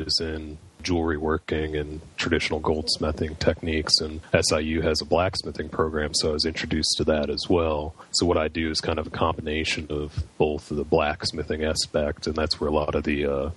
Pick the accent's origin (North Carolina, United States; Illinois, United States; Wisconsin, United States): Illinois, United States; Chicago; moved away as an adult; also born or lived in Carbondale, Illinois; now in Tulsa, United States; I work out of Tulsa, Oklahoma, but I'm originally from Chicago area.